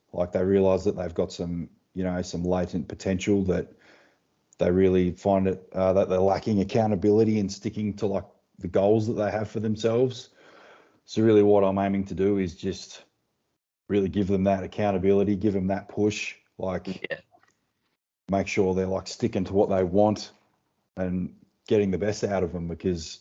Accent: Tasmania, Australia; I'm from Tasmania. So just from the little island down under the big one

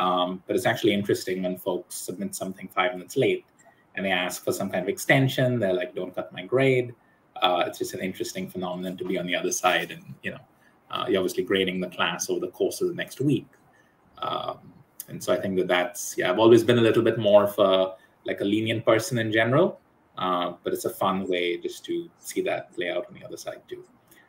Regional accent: Hong Kong; also born or lived in United States; I was born in the States and then moved to Hong Kong.

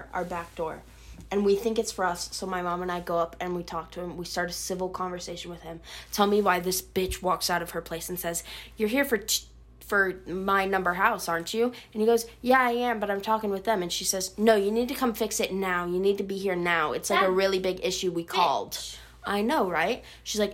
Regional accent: Colorado, United States; moved away as an adult; now in North Carolina, United States; I'm from Colorado.

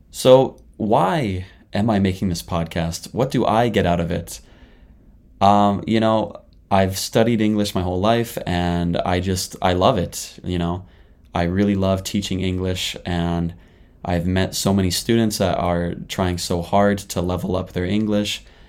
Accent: Canada; moved away as an adult; now in Japan; I'm a Canadian living in Japan right now

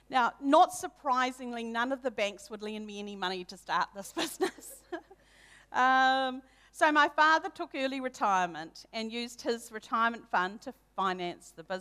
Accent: Hamilton, Waikato, New Zealand; I was brought up in Hamilton um, with one older brother from a non Christian family.

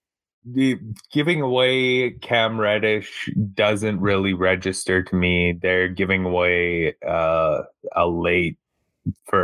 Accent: Canada; as a Canadian

